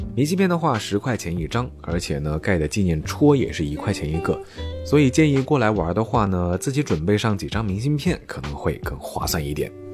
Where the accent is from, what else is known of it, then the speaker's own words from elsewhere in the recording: southern China, China; 这种从小在南方长大的孩子